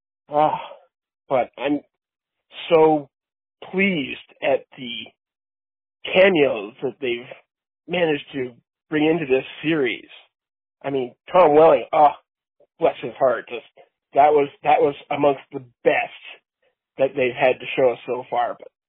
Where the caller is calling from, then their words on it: Canada; I'm calling from Canada.